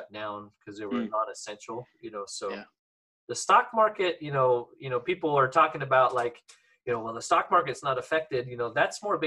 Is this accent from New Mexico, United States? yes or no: no; Eastern Washington, United States; I'm from Eastern Washington.